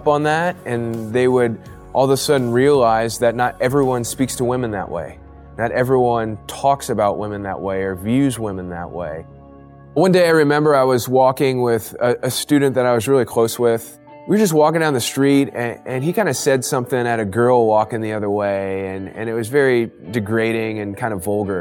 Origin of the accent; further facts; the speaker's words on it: Ohio, United States; moved away as an adult; also born or lived in Chicago; I grew up in Ohio